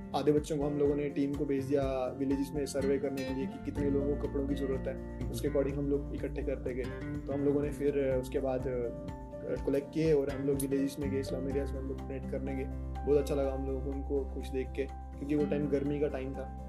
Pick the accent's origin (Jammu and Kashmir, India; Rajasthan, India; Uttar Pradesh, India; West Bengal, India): Jammu and Kashmir, India; जम्मू कश्मीर से बिलोंग करता हूँ